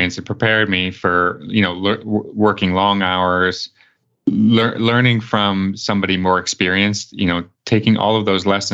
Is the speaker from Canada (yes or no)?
yes; Canada; I'm Canadian